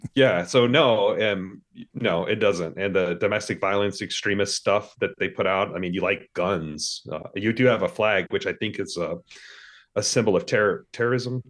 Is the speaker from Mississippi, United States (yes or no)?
yes; Mississippi, United States; also born or lived in Texas; I lived most of my life in Mississippi